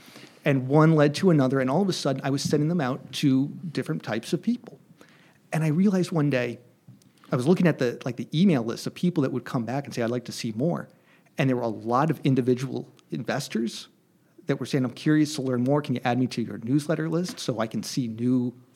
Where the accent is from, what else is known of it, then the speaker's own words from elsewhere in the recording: Hartford, Connecticut, United States; I come from the Hartford area in Connecticut